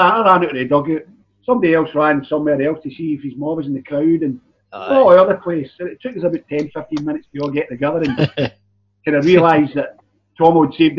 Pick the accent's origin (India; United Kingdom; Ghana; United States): United Kingdom; Glasgow, Scotland; being a Celtic man growing up in Glasgow